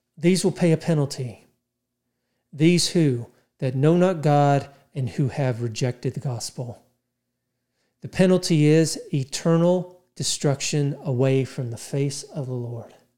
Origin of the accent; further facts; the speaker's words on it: United States; 'cause I'm American